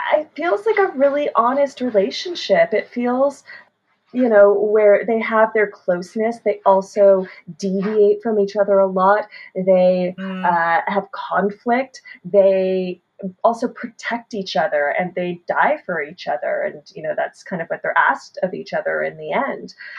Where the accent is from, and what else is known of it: Canada